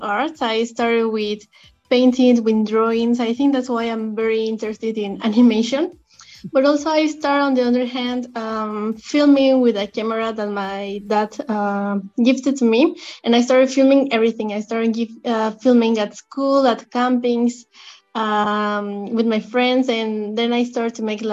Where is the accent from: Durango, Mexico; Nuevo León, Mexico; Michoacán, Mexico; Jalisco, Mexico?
Jalisco, Mexico; Guadalajara; I'm originally from Guadalajara, Mexico.